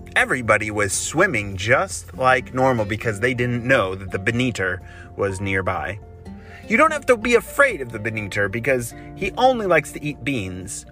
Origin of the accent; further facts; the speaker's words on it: Chicago, Illinois, United States; my hometown in Chicago